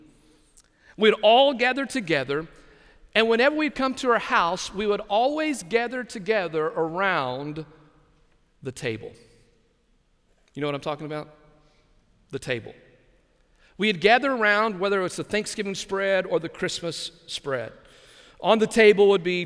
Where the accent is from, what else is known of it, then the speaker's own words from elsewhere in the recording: Lamesa, Texas, United States; now in Brunswick, Georgia, United States; Growing up in West Texas, my extended family, my aunts, my uncles, my cousins, it was a large family